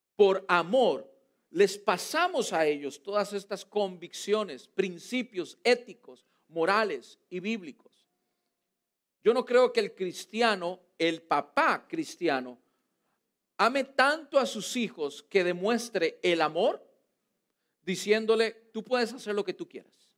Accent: Costa Rica; now in United States; en mi país, en Costa Rica

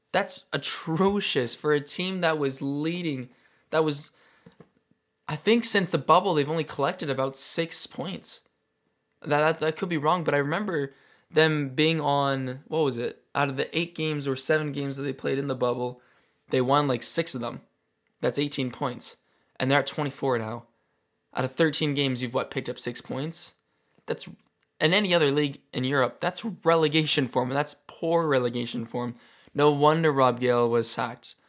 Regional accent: Calgary, Alberta, Canada; I'm from Calgary, Alberta, Canada

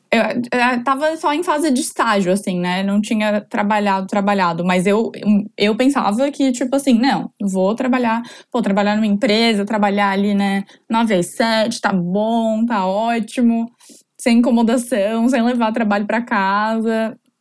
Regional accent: Florianópolis, Santa Catarina, Brazil; sou de Floripa, é, morei a vida inteira aqui

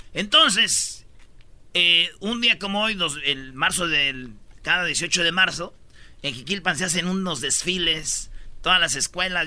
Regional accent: Jiquilpan, Michoacán, Mexico; moved away; mi pueblo, Jiquilpan, Michoacán

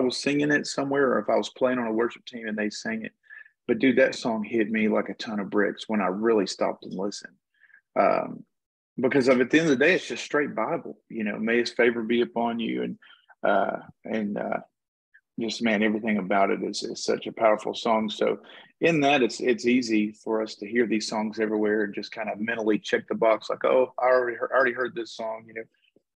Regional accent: Texas, United States; I'm from Texas

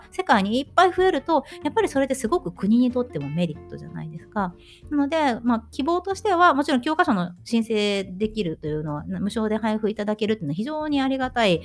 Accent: Japan; born or raised there; moved away as an adult; now in Germany

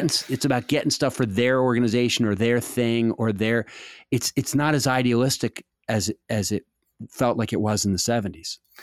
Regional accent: Washington, District of Columbia, United States; I was growing up in Washington in the seventies

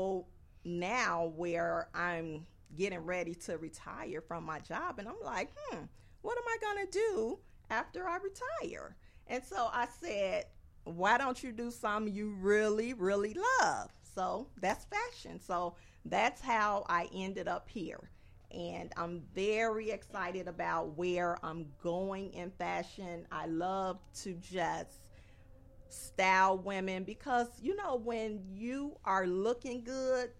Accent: Inglewood, California, United States; I grew up in Inglewood

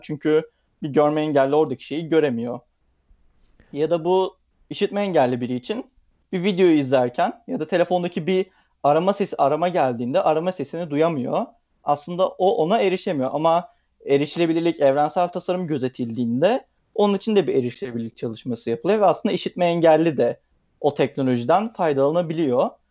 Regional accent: Bursa, Turkey; moved away as an adult; also born or lived in Istanbul; ailem Bursalı, Bursa'da yaşıyorum. E, üniversite sebebiyle aslında İstanbul'a taşındım.

